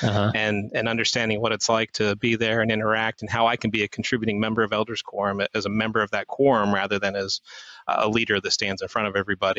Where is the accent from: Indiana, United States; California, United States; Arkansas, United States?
Indiana, United States; also born or lived in Utah / Tennessee; So I was born in Utah, and then we moved to Tennessee when I was about 9 or 10 years old, and then lived there for a couple of years, and then moved to northern Indiana when I was 12, and grew up there